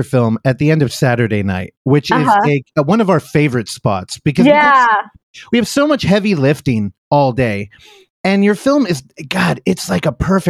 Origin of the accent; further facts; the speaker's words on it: California, United States; I've only lived in California my whole life.